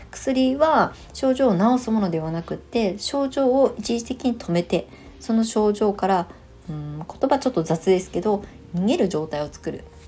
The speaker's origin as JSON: {"language": "Japanese", "country": "Japan", "tie": "born or raised there", "also_born_or_lived": "Tokyo, Japan / Shonan, Japan", "moved": "as an adult", "said": "地元に帰ってきて"}